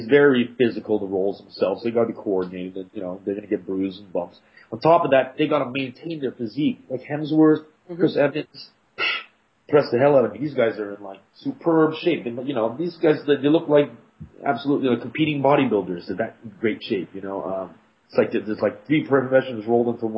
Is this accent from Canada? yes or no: yes; Montreal, Quebec, Canada; first language English; I was raised here.